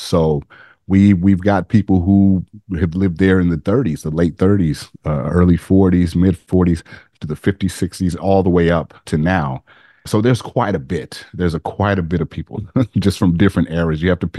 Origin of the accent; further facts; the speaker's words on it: Las Vegas, Nevada, United States; I grew up in Vegas